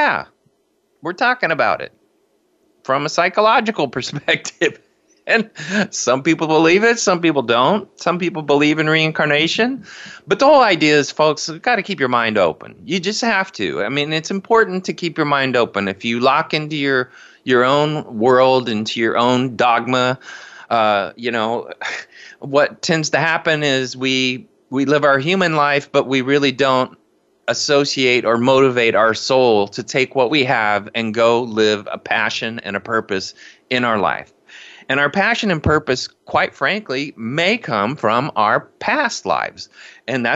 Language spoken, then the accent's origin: English; Indiana, United States; now in Seattle, United States; I grew up in cornfields in Indiana